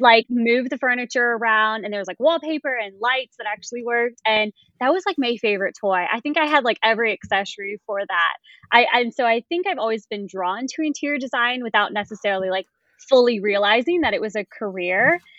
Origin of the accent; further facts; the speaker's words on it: Raleigh, North Carolina, United States; I'm from Raleigh, North Carolina